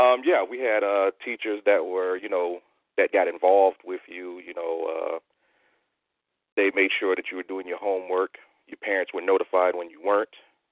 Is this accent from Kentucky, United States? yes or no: no; Detroit, Michigan, United States; Pretty much like, where did I grow up? It was when I first remember, I know we were on the border of a city called Hamtramck.